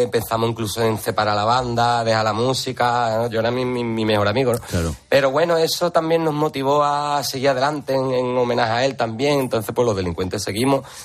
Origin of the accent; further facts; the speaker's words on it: Jerez de la Frontera, Andalusia, Spain; yo soy de Jerez, pero soy gran amante de los carnavales de mm. Cádiz